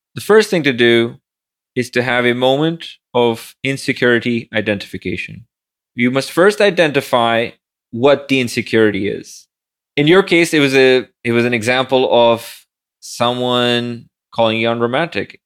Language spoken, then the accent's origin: English; Pakistan; moved away as an adult; now in New York City, United States; barely passed high school growing up in Pakistan